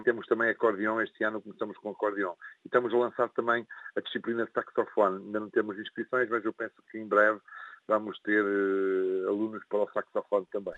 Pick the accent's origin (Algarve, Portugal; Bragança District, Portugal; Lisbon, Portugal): Bragança District, Portugal; Alfândega da Fé; minha infância na, na, da minha terra natal em né, Alfândega da Fé